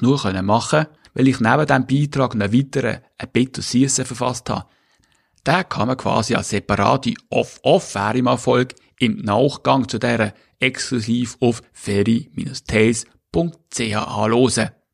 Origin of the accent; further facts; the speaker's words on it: Switzerland; moved away as an adult; also born or lived in Schleswig-Holstein, Germany; now in Germany; Ich habe Glück, extremes Glück gehabt, in der Schweiz als Schweizer geboren zu werden